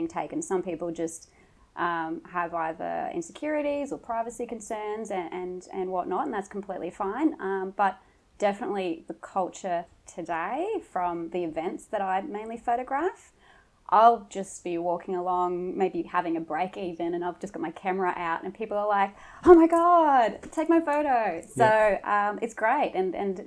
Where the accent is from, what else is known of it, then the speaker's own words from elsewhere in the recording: Mooloolaba, Queensland, Australia; also born or lived in Toowoomba, Queensland / Brisbane, Queensland; Toowoomba, but grew up on the Sunshine Coast, gorgeous Mooloolaba